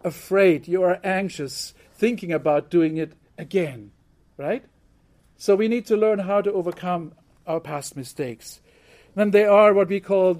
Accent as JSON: {"language": "English", "country": "Germany", "tie": "born or raised there", "moved": "yes", "said": "growing up in Germany, I learned to be punctual"}